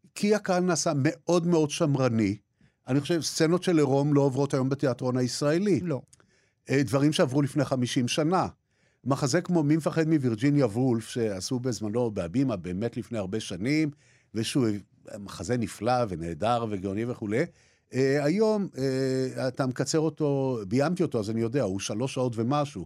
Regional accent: Jaffa, Tel Aviv District, Israel; בתור ילד גרתי בבית ערבי, בעבר הייתי אומר בית ערבי נטוש, כן? היום אני אומר בית ערבי לא נטוש, אלא של אנשים שגירשו אותם ביפו

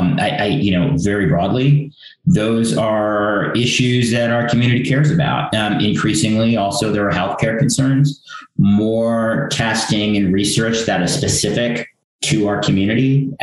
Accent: United States; And I do consider myself, I mean, I'm an American. People ask me what I'm like. I'm an Indian American.

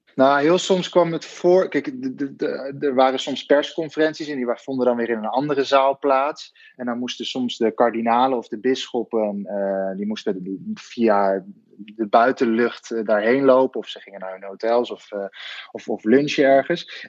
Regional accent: Netherlands; now in Rome, Italy; als Nederlanders

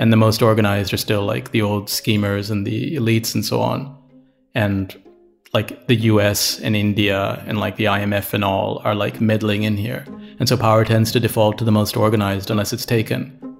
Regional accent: Canada; born there; but I was born in Canada, right? So I can get out.

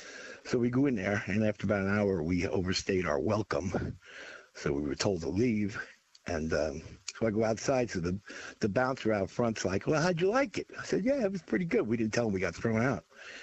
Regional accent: Hoboken, New Jersey, United States; moved away; I'm from Hoboken originally, up by New York.

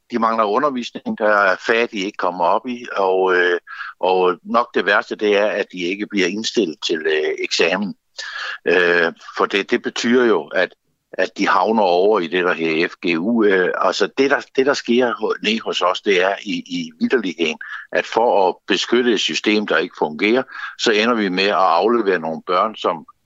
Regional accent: Zealand, Denmark; lokallisten Lolland, hvor jeg kommer fra

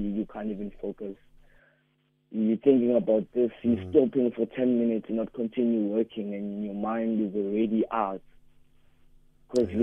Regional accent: Umlazi, KwaZulu-Natal, South Africa; We are from Umlazi, B section

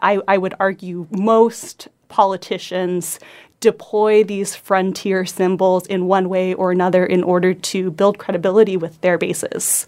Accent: Homer, Alaska, United States; I grew up in Homer

